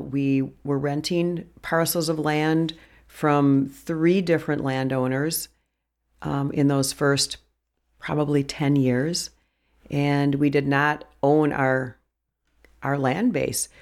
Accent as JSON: {"language": "English", "town": "Brookfield", "region": "Wisconsin", "country": "United States", "tie": "born or raised there", "also_born_or_lived": "Milwaukee, Wisconsin / Jefferson County, Wisconsin", "said": "I grew up in Brookfield in the suburbs of Milwaukee"}